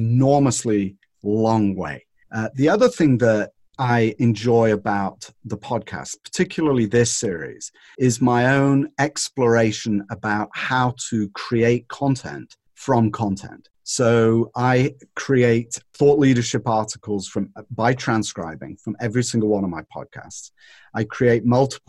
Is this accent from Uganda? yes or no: no; North West England, United Kingdom; now in California, United States; I was brought up in Northern England. And in Northern England, we were on the windward side of the Pennines